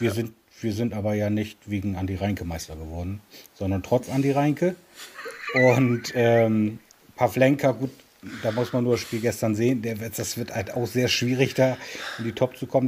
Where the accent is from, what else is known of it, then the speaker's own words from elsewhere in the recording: Bremen, Germany; Ich bin in Bremen geboren und bin selbstverständlich nun bei Werder Bremen groß geworden